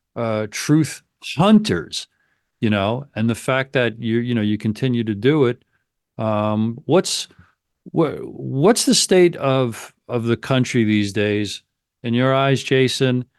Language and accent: English; United States; I'm an American